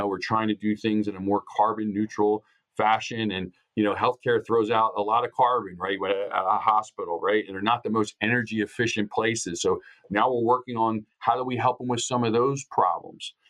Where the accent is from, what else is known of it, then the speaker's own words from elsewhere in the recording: Upper Darby, Pennsylvania, United States; my hometown of Upper Darby, Pennsylvania